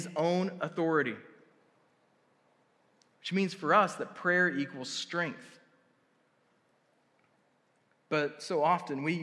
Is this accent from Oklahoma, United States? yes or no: yes; Tuttle, Oklahoma, United States; I grew up in a wrestling town. Like, I grew up in Tuttle wrestling